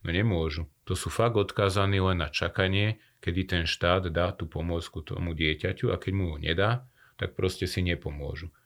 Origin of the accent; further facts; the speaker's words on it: Slovakia; žijeme na Slovensku, sme Slováci